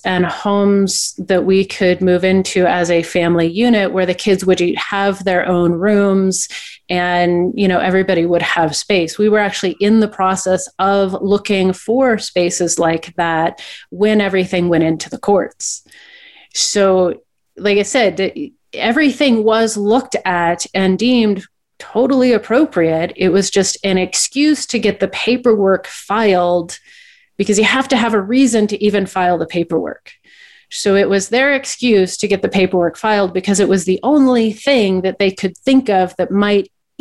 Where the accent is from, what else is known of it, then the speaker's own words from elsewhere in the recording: Portland, Oregon, United States; moved away as an adult; now in Salt Lake City, United States; I was born and raised in Portland